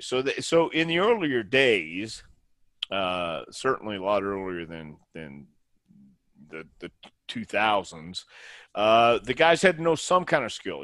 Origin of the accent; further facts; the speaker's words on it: Houston, Texas, United States; also born or lived in El Paso / Tampa; now in Knoxville, United States; I was born in El Paso and then we moved to Houston.